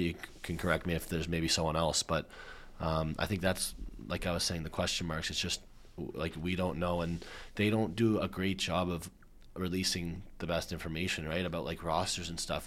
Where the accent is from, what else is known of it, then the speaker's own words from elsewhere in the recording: Canada; we're Canadian